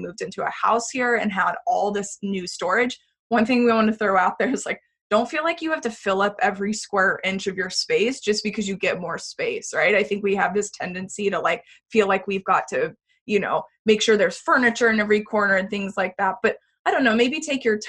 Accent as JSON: {"language": "English", "region": "Texas", "country": "United States", "moved": "as an adult", "lives_now": "San Francisco, United States", "said": "We had actually moved from we're from Texas originally"}